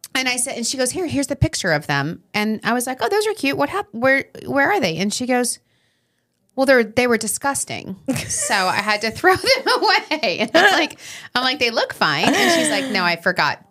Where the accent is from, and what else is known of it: Long Island, New York, United States